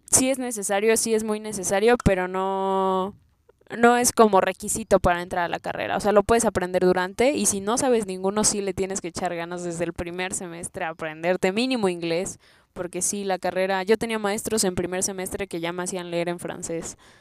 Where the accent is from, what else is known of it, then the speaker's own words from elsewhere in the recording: Chilpancingo, Guerrero, Mexico; now in Mexico City, Mexico; Vengo de Guerrero, de Chilpancingo específicamente.